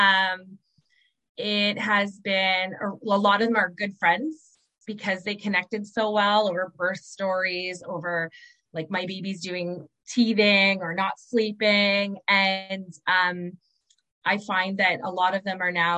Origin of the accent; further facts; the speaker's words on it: Southern Ontario, Canada; moved away as an adult; now in Moncton, Canada; I'm from Southern Ontario.